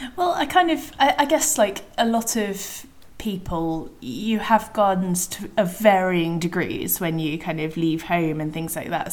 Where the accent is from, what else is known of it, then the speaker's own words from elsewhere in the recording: Devon, South West England, United Kingdom; I was brought up in Devon